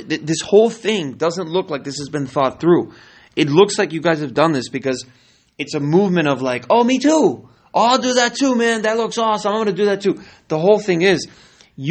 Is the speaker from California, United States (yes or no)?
yes; California, United States; now in Miami, United States; I'm from California